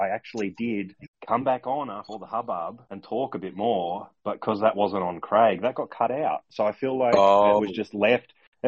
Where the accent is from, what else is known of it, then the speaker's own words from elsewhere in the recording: Australia; as an Australian